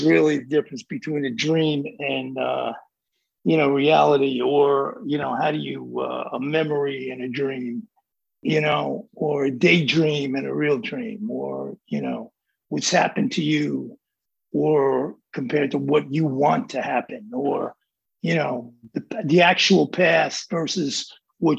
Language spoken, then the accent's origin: English; New York City, New York, United States; I'm from the Bronx